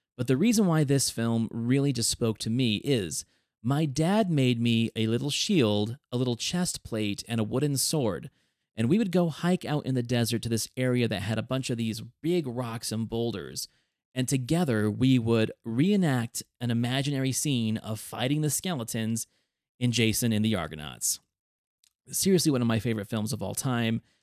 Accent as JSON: {"language": "English", "town": "Reno", "region": "Nevada", "country": "United States", "tie": "born or raised there", "said": "a kid growing up in Reno, Nevada, and your parents working up in a casino"}